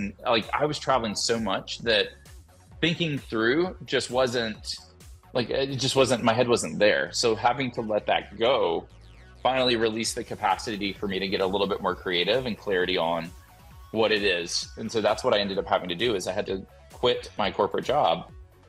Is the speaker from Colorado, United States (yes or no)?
no; Alabama, United States; moved away; I'm from Alabama. Anytime I go back to Alabama and talk with my parents